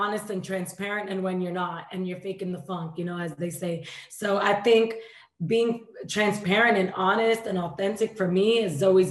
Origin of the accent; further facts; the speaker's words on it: New York City, New York, United States; moved away as an adult; also born or lived in Dominican Republic; now in Los Angeles, United States; I was born in Dominican Republic, raised in New York, and like you said, 8 years now in LA.